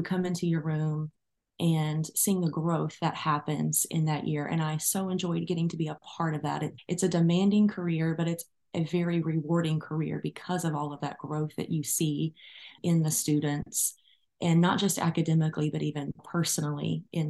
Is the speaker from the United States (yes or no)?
yes; Arlington, Tennessee, United States; I am from Arlington, Tennessee, which is a suburb of Memphis